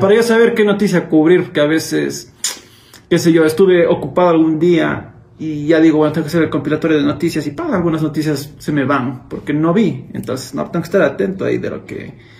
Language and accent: Spanish; Cuenca, Azuay, Ecuador; accent: cuencano; me le neutralicé un poco mi acento, porque yo tengo muy cargado mi acento cuencano